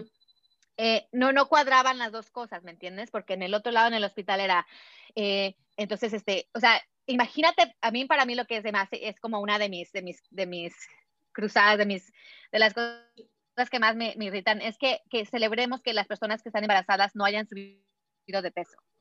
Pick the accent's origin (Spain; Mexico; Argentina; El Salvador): Mexico; Puebla; yo a los quince años en México, aquí en mi, en mi pueblito ahí en Puebla